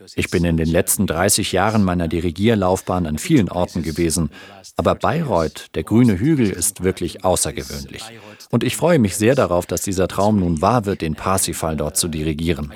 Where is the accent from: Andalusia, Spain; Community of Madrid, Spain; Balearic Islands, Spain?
Andalusia, Spain; Granada; moved away; in meiner Heimatstadt Granada